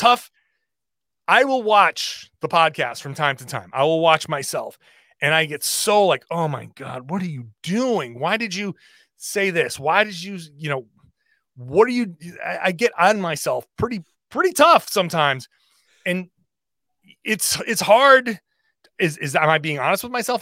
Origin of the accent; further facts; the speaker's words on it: Rhode Island, United States; I grew up in Rhode Island